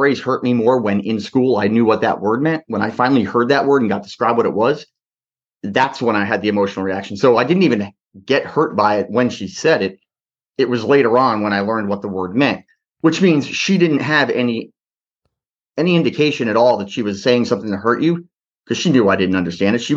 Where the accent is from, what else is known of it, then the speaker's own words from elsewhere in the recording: New Jersey, United States; I was born in New Jersey